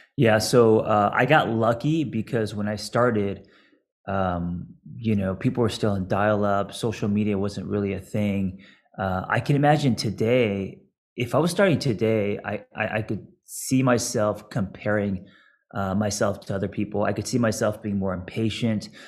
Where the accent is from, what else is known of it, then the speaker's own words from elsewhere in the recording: Los Angeles, California, United States; me growing up in Los Angeles skating